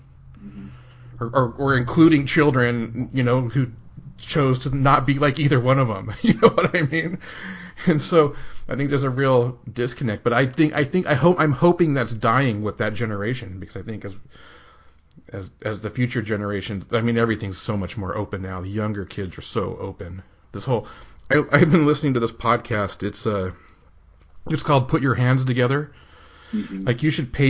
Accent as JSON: {"language": "English", "region": "Utah", "country": "United States", "tie": "born or raised there", "said": "growing up in Utah in the 80s was like, even when you were in Utah, you made the joke that you were 10 years behind California"}